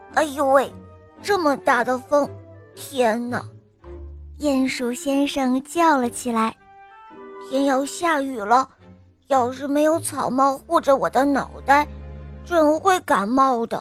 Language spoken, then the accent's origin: Chinese; Liaoyuan, Jilin, China; 我六十来岁了，我来这辽源